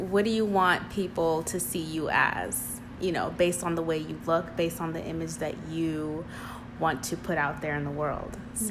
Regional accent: New York, United States; I'm from Brooklyn

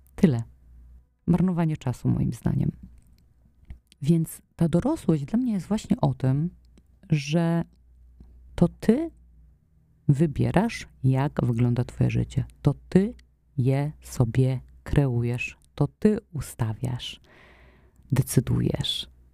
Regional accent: Poland; wychowywałam się w takim domu, w którym mm, były te papierosy obecne i w takim środowisku, no nie wiem, no Polska lat 90

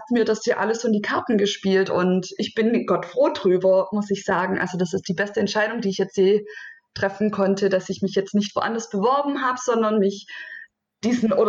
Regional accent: Baden-Württemberg, Germany; ich bin 36 Jahre alt, äh, Mama von zwei Kindern und ich komme aus der Nähe Stuttgart.

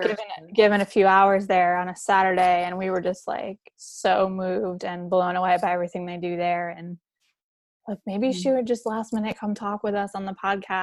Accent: Long Island, New York, United States; moved away; I grew up on Long Island and there's a lot of the like Gianna, Giovanni's and the Italians.

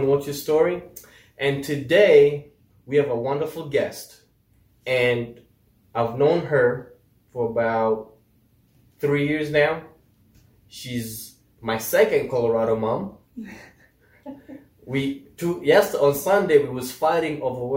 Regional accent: Kenya; I'm from Kenya.

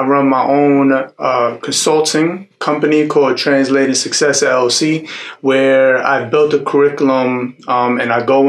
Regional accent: New York City, New York, United States; moved away as an adult; now in Houston, United States; When I first moved out here in Texas, I'm from New York City originally. And I moved out here 5 years with my 1-year-old daughter and my wife.

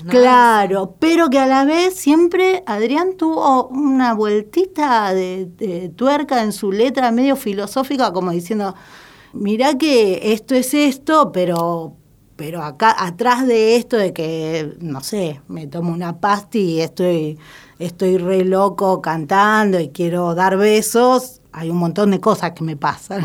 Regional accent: Lanús, Buenos Aires Province, Argentina; soy nacida y criada en Lanús

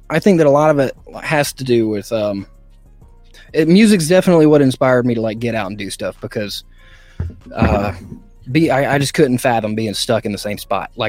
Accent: Greenville, South Carolina, United States; accent: southern; I was born in South Carolina. Okay. I grew up in uh, the Greenville area

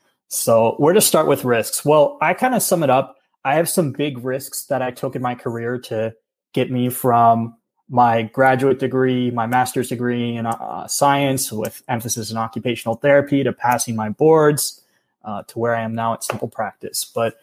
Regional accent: East Coast, United States; And growing up in the East Coast, I really loved going to the beach and the ocean with my family.

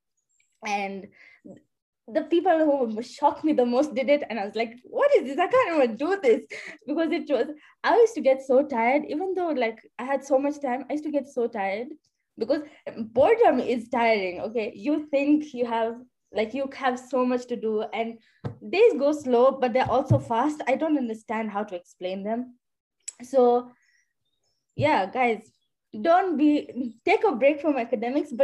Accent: Kenya; I'm from Kenya

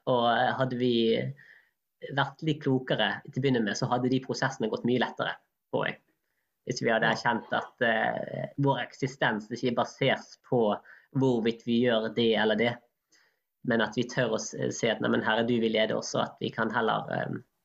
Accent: Norway; vi nordmenn

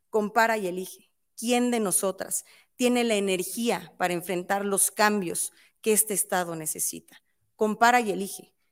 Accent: State of Mexico, Mexico; los mexiquenses somos mexicanos dos veces, por patria y por provincia

